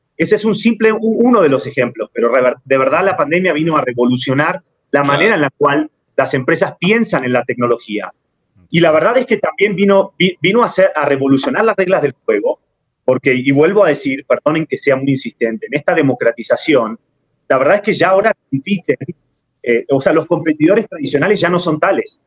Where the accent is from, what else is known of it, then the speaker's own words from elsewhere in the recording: Argentina; moved away as an adult; now in Mexico; Yo soy argentino, pero llevo cinco años viviendo en México.